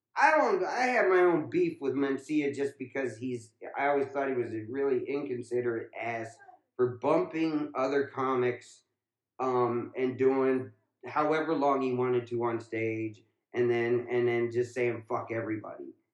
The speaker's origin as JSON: {"language": "English", "region": "Ohio", "country": "United States", "tie": "born or raised there", "said": "when I was growing up in Ohio."}